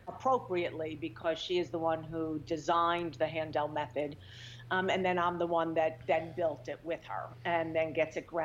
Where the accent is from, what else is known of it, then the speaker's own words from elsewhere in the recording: New York, United States; moved away as an adult; also born or lived in California; I'm a New Yorker.